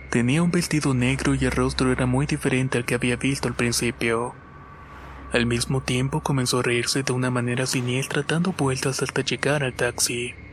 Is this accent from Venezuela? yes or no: no; Bogotá, Colombia; Soy de Bogotá, Colombia, y esto le sucedió a mi tío hace más de 10 años atrás.